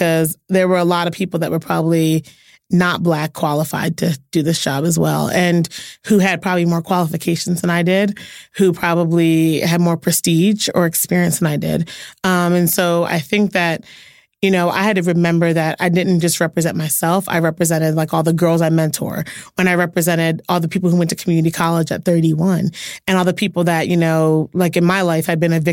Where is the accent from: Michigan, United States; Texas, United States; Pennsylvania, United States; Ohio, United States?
Pennsylvania, United States; Philadelphia; I'm from Philly